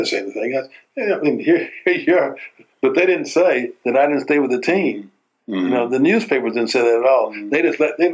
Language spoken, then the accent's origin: English; Tennessee, United States; moved away; also born or lived in Indianapolis, Indiana; here I am from Tennessee